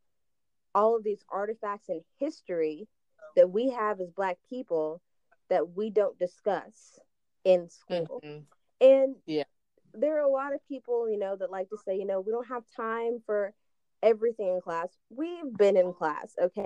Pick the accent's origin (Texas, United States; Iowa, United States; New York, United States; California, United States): Texas, United States; Paris; we grew up in a predominantly white community, so there aren't Juneteenth parades. But where I came from in Paris, Texas